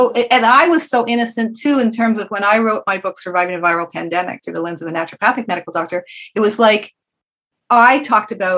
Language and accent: English; Canada; I grew up in Canada